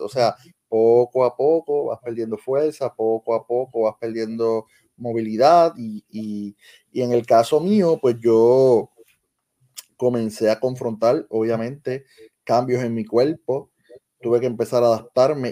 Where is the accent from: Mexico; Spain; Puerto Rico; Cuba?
Puerto Rico; Lajas; la Escuela Superior de Lajas, que es mi pueblo natural